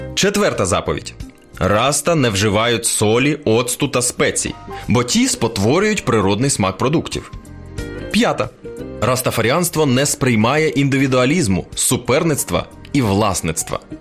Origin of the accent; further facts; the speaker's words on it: Ukraine; у нас в Україні